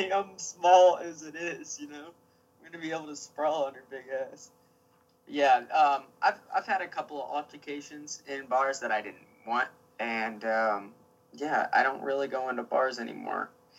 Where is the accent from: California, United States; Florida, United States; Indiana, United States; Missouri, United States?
Indiana, United States; I'm a good old Indiana boy, man. I'm from the Indiana.